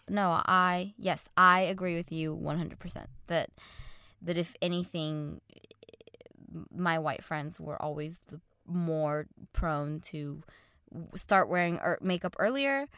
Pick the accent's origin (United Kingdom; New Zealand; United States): United States; Orange County, California; growing up in Orange County